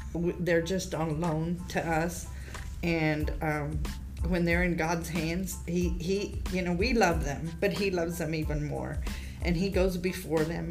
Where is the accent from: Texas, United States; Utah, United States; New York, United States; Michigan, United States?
Texas, United States; Victoria; moved away as an adult; now in Goliad, United States; we're from Victoria.